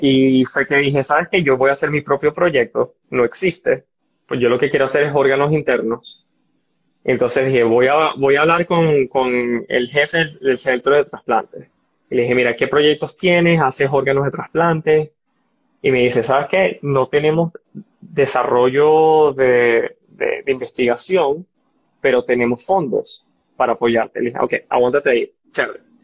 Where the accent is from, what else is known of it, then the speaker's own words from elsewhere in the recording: Barinas, Venezuela; moved away as an adult; also born or lived in San Antonio, Texas; Soy llanero y orgulloso. Y estando en Barinas, yo tuve mucho acceso a, las partes de ciencia